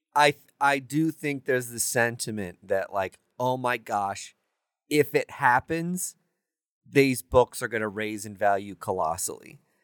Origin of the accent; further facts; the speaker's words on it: Kansas City, Missouri, United States; I'm born and raised in Kansas City